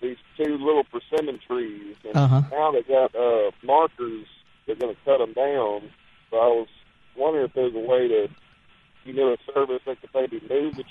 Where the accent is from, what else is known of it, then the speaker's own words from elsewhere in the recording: Richland, Mississippi, United States; growing up in Richland Middle School